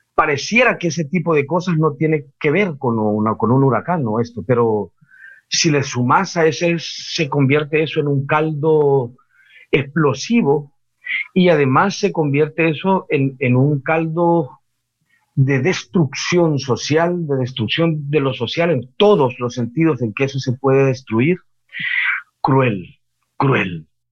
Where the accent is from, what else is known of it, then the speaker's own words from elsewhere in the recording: El Salvador; yo soy salvadoreño, yo vivo en Centroamérica